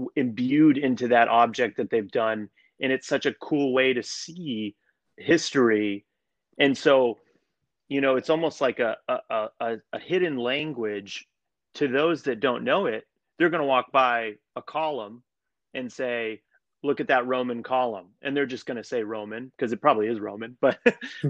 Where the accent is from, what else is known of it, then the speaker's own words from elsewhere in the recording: Colorado, United States; moved away as an adult; now in New York City, United States; I'm from Colorado. I grew up there